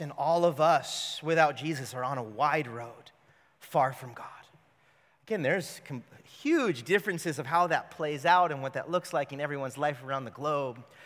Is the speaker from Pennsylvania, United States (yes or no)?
no; California, United States; I grew up in California